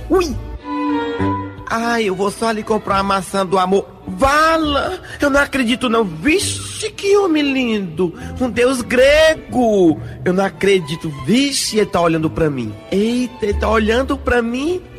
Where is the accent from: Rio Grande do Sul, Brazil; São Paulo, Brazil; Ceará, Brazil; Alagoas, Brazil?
Ceará, Brazil; Paramoti; Sou lá de Paramoti aí no Ceará.